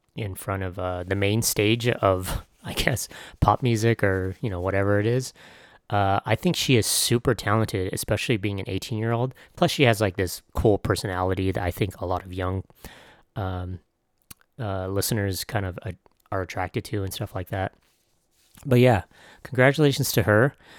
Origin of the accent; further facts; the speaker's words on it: San Diego, California, United States; I was from San Diego